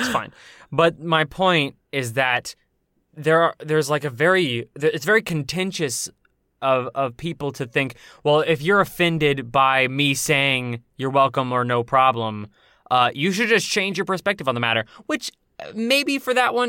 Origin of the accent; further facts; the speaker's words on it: United States; Because I'm an American boy. I'm an American dusty boy.